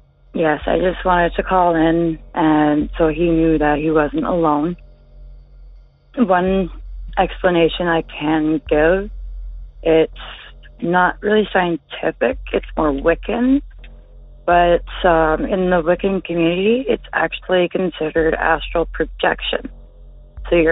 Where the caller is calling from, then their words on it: Ontario, Canada; I'm calling from Ontario, Canada.